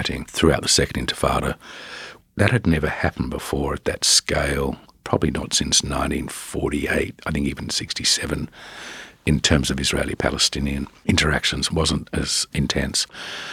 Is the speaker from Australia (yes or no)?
yes; Australia; moved away; being an Australian